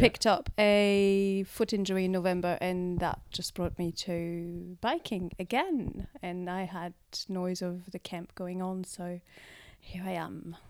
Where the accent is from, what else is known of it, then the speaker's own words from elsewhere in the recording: France; now in Christchurch, New Zealand; I'm from France. Um, arrived in Christchurch in two thousand and four